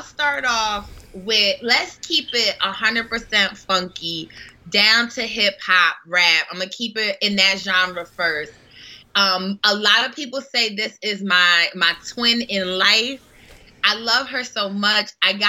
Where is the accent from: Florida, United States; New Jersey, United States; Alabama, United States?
New Jersey, United States; not only was she a New Jersey native, because I'm from New Jersey